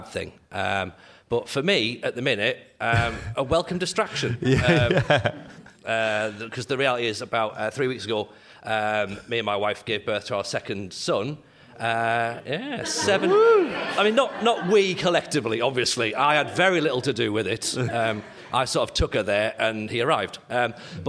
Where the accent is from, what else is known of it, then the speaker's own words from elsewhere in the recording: North East England, United Kingdom; moved away; You can probably tell from my accent, I'm not from Thirsk, right? I'm from up the northeast.